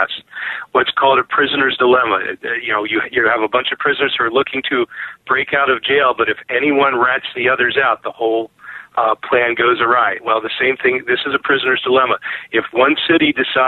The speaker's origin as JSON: {"language": "English", "town": "Hagerstown", "region": "Maryland", "country": "United States", "tie": "born or raised there", "said": "I grew up down in Hagerstown, Maryland"}